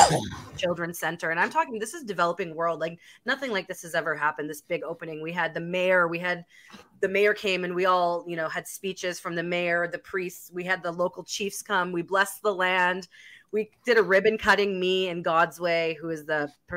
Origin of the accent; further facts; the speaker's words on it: Winnipeg, Manitoba, Canada; Yeah, Manitoba. I'm from Winnipeg, Manitoba.